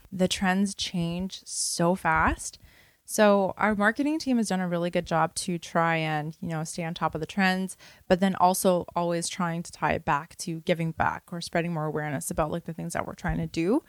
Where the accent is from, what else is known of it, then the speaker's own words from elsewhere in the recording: Toronto, Ontario, Canada; I was born and raised in Parkdale.